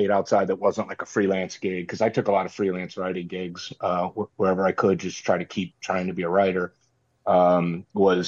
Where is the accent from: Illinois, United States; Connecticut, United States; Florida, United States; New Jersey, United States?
Florida, United States; Tampa; I'm born and raised in Tampa, Florida. I'm a sixth generation